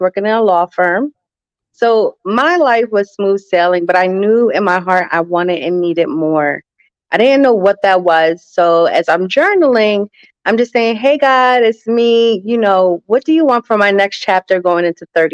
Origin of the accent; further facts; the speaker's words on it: New Jersey, United States; I am from New Jersey, South Jersey to be exact, right outside of Philadelphia, no more than 15 minutes